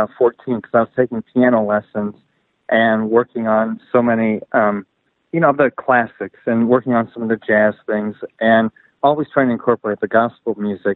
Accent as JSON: {"language": "English", "town": "Grand Rapids", "region": "Michigan", "country": "United States", "tie": "born or raised there", "also_born_or_lived": "Arkansas", "moved": "as an adult", "lives_now": "Nashville, United States", "said": "I grew up in Grand Rapids, Michigan"}